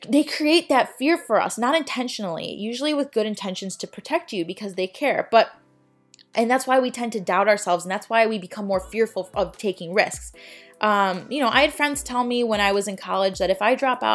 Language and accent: English; Chicago, Illinois, United States; moved away as an adult; now in Florida, United States; I'm from Chicago.